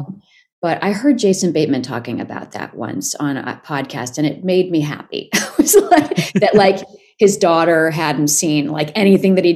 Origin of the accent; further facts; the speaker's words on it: New York, United States; moved away as an adult; also born or lived in Los Angeles; I'm a New Yorker. I'm never moving to LA.